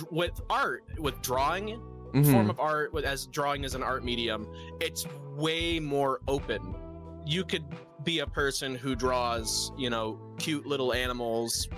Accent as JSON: {"language": "English", "region": "Michigan", "country": "United States", "said": "I'm from Michigan"}